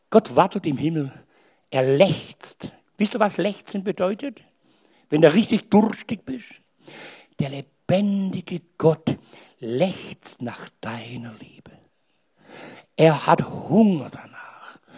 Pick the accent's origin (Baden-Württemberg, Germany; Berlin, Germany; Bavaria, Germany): Baden-Württemberg, Germany; Stuttgart; accent: Swabian; Und ich bin Stuttgarter. Und nicht bloß Deutsch, sondern auch Schwäbisch.